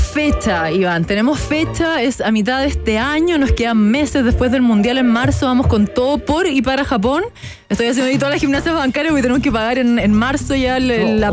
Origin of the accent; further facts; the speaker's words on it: Chile; como latina, como sudamericana, como mujer em, y más como chilena